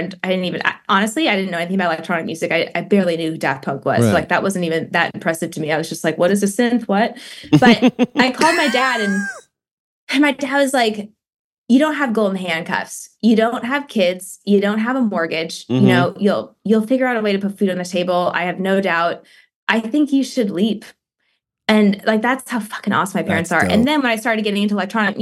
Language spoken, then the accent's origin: English; Eugene, Oregon, United States; moved away; my hometown, Eugene